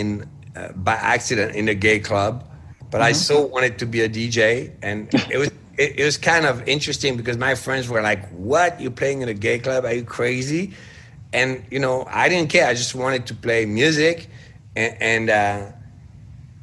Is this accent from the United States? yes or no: no; France